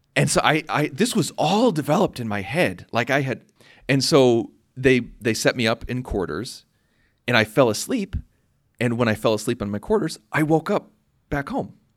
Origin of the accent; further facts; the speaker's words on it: Urbana, Illinois, United States; I'm from Urbana, Illinois, in the United States